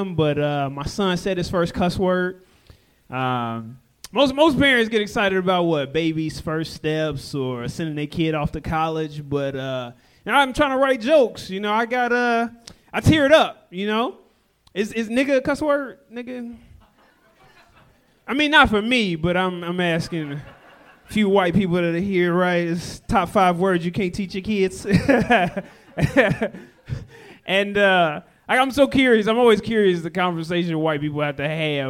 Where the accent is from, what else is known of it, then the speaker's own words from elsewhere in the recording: Gary, Indiana, United States; now in Los Angeles, United States; I'm originally from Gary, Indiana